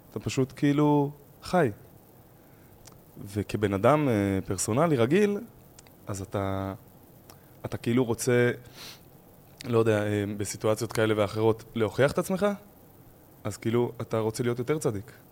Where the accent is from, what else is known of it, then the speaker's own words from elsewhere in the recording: Tal Menashe, Judea and Samaria, Israel; אני מטל מנשה, זה יישוב בצפון השומרון, אה, אזור ואדי ערה, וגדלתי שם בעצם.